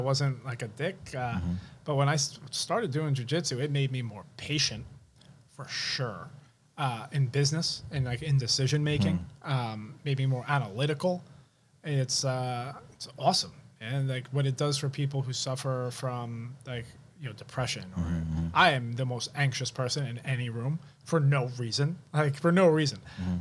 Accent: New York City, New York, United States; I grew up in Rockaway Beach

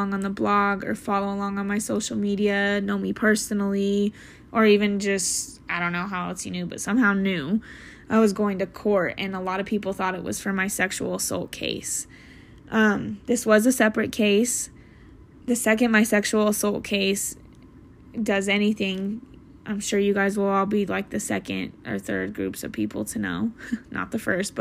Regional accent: Salt Lake City, Utah, United States; I am from Salt Lake City, Utah

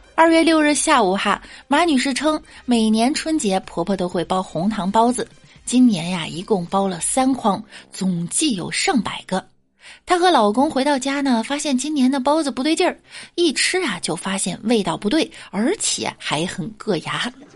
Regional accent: Beijing, China; 我是北京人

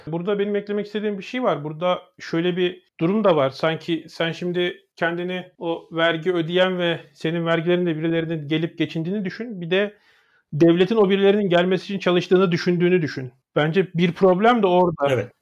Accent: Turkey; moved away; Benim Amerika'da Türk'üm dediğim zaman

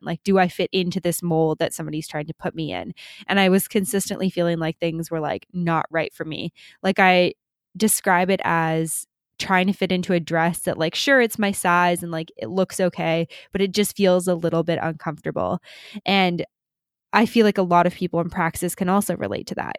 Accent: Canada; moved away as an adult; we're both Canadian

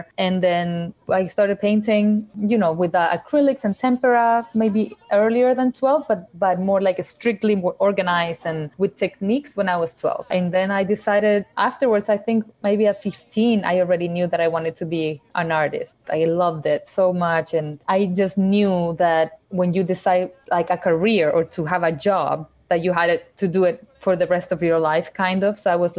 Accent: Chile; also born or lived in Ecuador; Yeah, as I said, I was born in Chile. I lived there for about 5 years. When I was five, I moved to Ecuador, where my parents, my whole family, we moved to Ecuador. And I lived there for 7 years. And I came back afterwards to Chile.

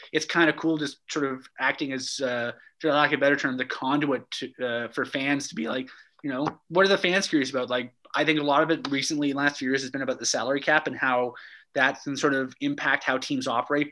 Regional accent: Calgary, Alberta, Canada; I grew up in Calgary in the '80s

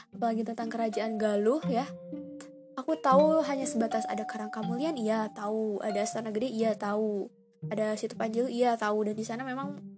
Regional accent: Ciamis, West Java, Indonesia; Dan aku sebagai orang Ciamis ngerasa ya ampun

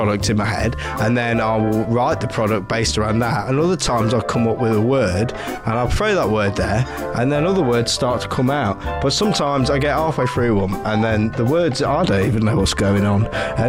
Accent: Nottingham, East Midlands, United Kingdom; I'm from Nottingham.

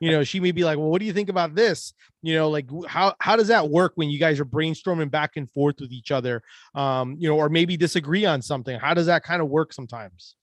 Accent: Orlando, Florida, United States; we're both from Orlando

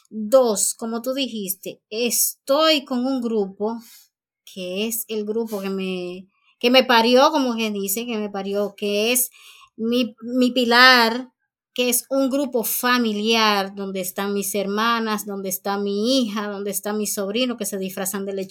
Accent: Santiago de los Caballeros, Santiago, Dominican Republic

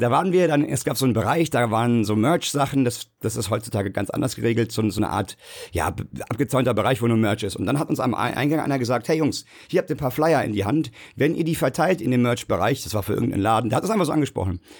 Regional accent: Bad Soden am Taunus, Hesse, Germany; die auch aus der Hood kommt, wo ich herkomme, Bad Soden am Taunus

